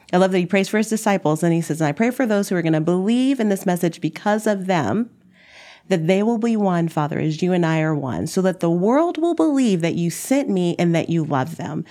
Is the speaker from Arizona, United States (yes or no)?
no; Dallas, Texas, United States; moved away as an adult; now in Minneapolis, United States; I'm from Dallas